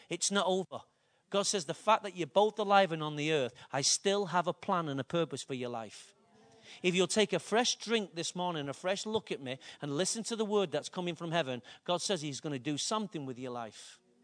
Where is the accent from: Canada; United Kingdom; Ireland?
United Kingdom; Manchester, North West England; I'm from Openshaw